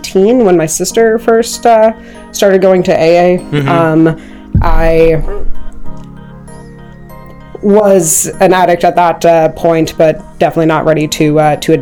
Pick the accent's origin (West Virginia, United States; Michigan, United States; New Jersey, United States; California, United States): West Virginia, United States; Bridgeport; moved away as an adult; also born or lived in Lost Creek, West Virginia; now in Maryland, United States; I'm originally from Bridgeport. I lived in Lost Creek for a while. It's about 40 minutes south of Morgantown